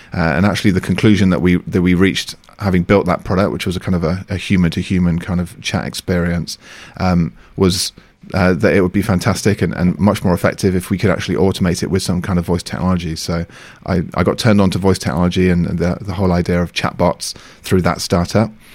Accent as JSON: {"language": "English", "country": "United Kingdom", "also_born_or_lived": "Beijing, China", "moved": "as an adult", "lives_now": "France", "said": "I'm from the U K"}